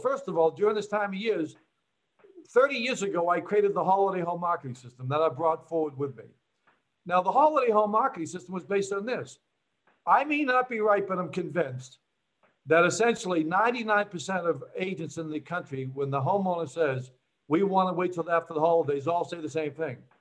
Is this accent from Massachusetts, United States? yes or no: yes; Boston, Massachusetts, United States; moved away as an adult; also born or lived in New Jersey; I'm from Boston